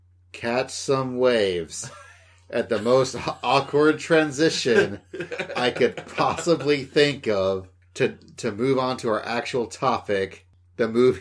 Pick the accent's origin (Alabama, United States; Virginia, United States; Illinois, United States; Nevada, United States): Alabama, United States; Huntsville